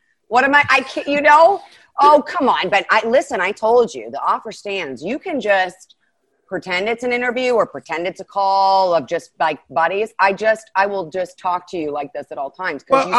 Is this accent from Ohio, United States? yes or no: yes; Ohio, United States; also born or lived in Chicago; now in Los Angeles, United States; This was right before I was moving from Chicago, where it's negative. I went through a negative 40 degree winter often and grew up in Ohio.